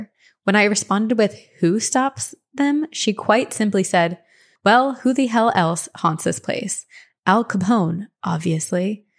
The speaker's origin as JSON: {"language": "English", "town": "Cleveland", "region": "Ohio", "country": "United States", "tie": "born or raised there", "also_born_or_lived": "Tampa, United States"}